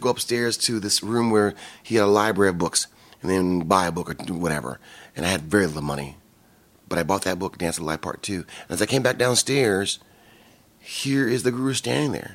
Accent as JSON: {"language": "English", "town": "Kalamazoo", "region": "Michigan", "country": "United States", "tie": "born or raised there", "moved": "yes", "lives_now": "California, United States", "said": "I'm from Kalamazoo, Michigan, and it's from between Chicago and Detroit."}